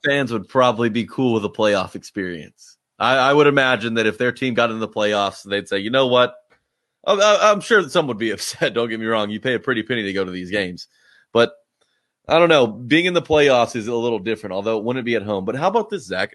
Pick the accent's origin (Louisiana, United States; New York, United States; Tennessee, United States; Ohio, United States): Tennessee, United States; Nashville; I grew up in Nashville